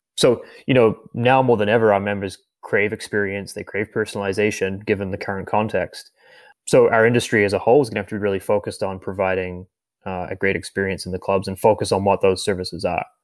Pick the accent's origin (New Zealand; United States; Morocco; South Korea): New Zealand; moved away as an adult; now in Canada; my home country of New Zealand. And I moved to Canada about nine years ago.